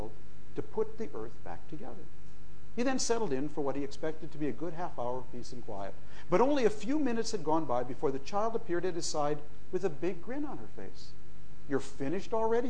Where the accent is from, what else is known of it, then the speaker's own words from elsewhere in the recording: United States; I as an American